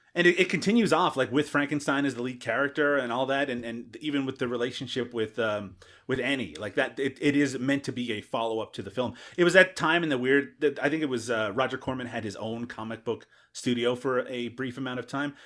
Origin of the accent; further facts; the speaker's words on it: Canada; as a Canadian